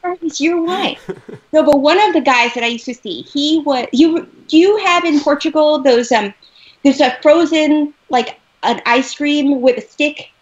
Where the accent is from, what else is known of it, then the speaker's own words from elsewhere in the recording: Los Angeles, California, United States; I'm American, I'm from Los Angeles